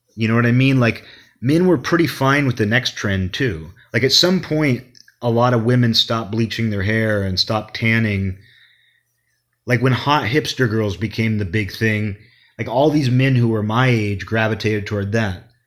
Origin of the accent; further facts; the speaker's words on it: Kirkland, Washington, United States; The only nightclub in Kirkland when I was growing up was called Dynamite